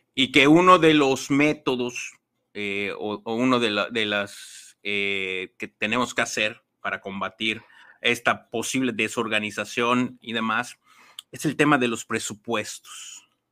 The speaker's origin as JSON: {"language": "Spanish", "region": "Mexico City", "country": "Mexico", "tie": "born or raised there", "said": "yo nací en Ciudad de México, con una familia de, de, Ciudad de México"}